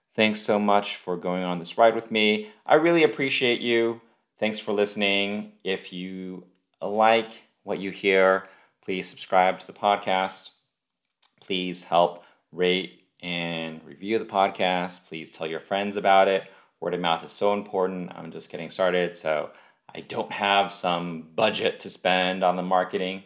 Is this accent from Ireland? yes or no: no; United States; we are American